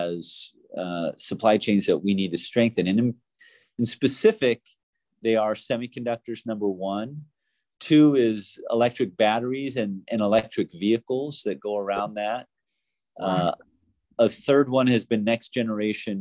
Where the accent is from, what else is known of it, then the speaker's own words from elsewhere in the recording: United States; when I was growing up in the United States in my era